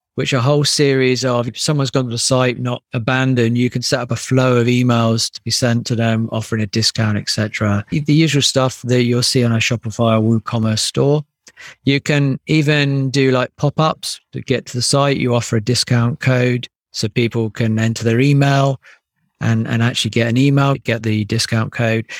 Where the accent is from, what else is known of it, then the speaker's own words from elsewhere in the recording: United Kingdom; being British